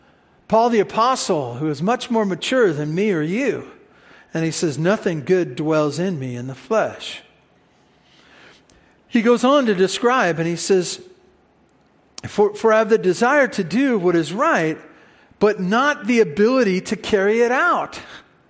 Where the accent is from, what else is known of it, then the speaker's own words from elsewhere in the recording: United States; we're American